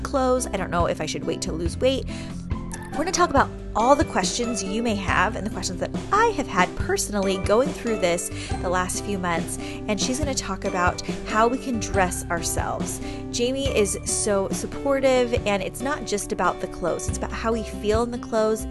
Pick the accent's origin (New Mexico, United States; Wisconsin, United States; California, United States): California, United States; San Diego; also born or lived in Chesapeake, Virginia; I'm from San Diego originally